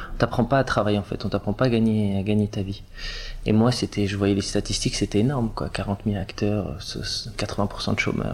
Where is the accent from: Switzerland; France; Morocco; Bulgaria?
France; Var, Provence-Alpes-Côte d'Azur; moved away; also born or lived in Paris; on a grandi dans le Var